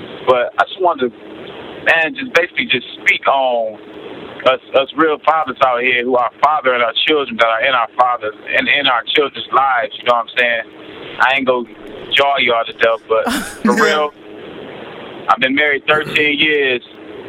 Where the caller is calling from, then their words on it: Pontiac, Michigan, United States; I'm calling from Pontiac, Michigan.